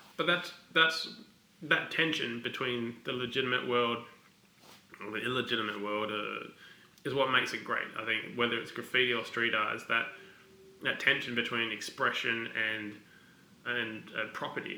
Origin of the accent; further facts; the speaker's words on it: Adelaide, South Australia, Australia; also born or lived in Glasgow; grew up in Adelaide